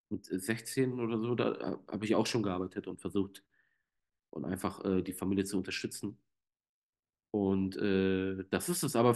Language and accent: German; Germany; trotzdem bin ich in Deutschland aufgewachsen, ja, also komplett Armut haben wir hier nicht gehabt.